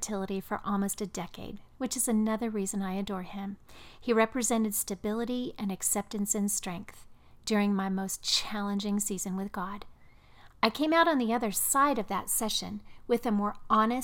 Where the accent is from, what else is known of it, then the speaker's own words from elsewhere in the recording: Midwest, United States; moved away; also born or lived in the South; I'm a Midwesterner, transplanted into the South